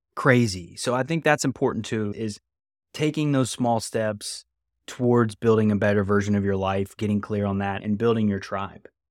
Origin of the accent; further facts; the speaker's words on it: West Virginia, United States; where I'm from